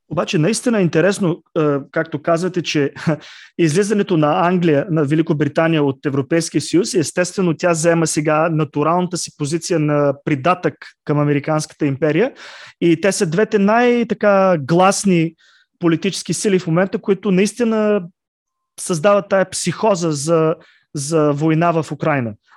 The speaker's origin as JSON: {"language": "Bulgarian", "town": "Plovdiv", "region": "Plovdiv Province", "country": "Bulgaria", "said": "аз лично съм от Пловдив"}